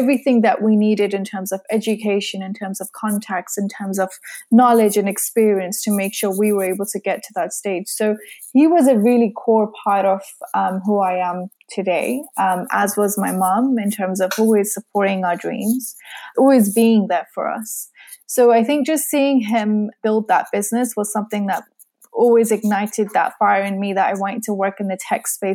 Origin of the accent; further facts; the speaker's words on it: Surrey, South East England, United Kingdom; moved away as an adult; now in Kent, United Kingdom; I was born and raised in Surrey